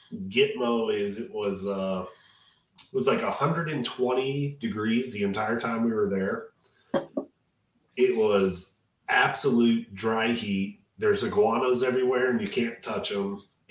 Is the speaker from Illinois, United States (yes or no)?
no; Detroit, Michigan, United States; I grew up in Detroit